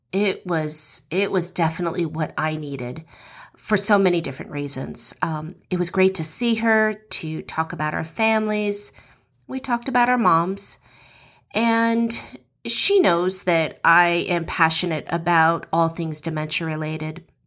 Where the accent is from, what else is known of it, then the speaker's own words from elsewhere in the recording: West Coast, United States; now in Georgia, United States; We grew up on the West Coast